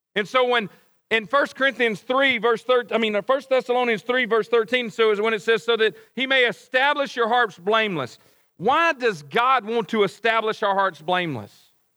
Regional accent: Cleveland, Mississippi, United States; moved away as an adult; now in Oxford, United States; Cleveland. That's where I grew up

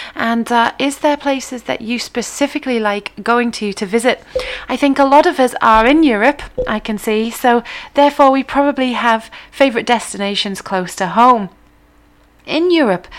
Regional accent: England, United Kingdom; as English people

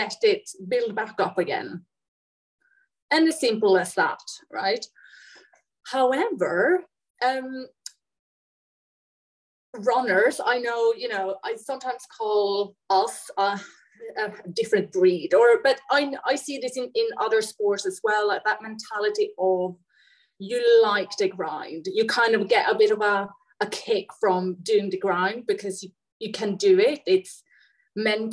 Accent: Sweden; moved away as an adult; also born or lived in United Kingdom; So I am from Sweden. I live in Sweden now, but I've lived in the UK for quite a few years

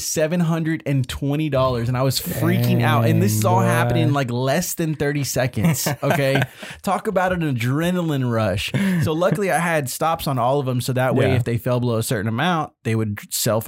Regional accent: Irving, Texas, United States; Little town in Texas called Irving

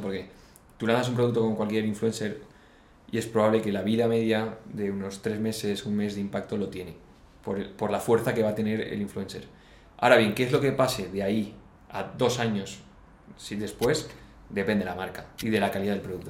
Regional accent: Valencia, Valencian Community, Spain; nosotros de Valencia

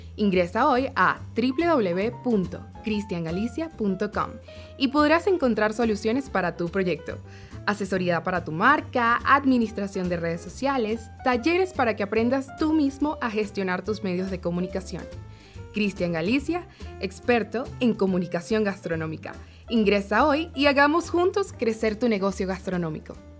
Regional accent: Guatemala; todos los cocineros de Guatemala

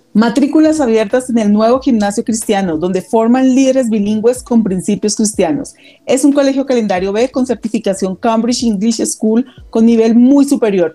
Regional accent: Bogotá, Colombia; also born or lived in Girardot; yo nací acá en Bogotá, hice casi mi primaria acá en Bogotá. Me fui a vivir a Girardot, pues con mi familia. Eh, y cuando ya llegó la época de la universidad, me regresé nuevamente a Bogotá

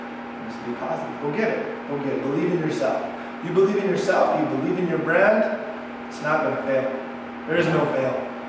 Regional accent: Pecos, New Mexico, United States; also born or lived in Santa Fe, New Mexico; I was born in Santa Fe, and my mom would work two jobs, so it got kind of hard on her to raise me full time and to work as much as she was. So she sent me to my grandparents in Pecos to go to school, to live with them.

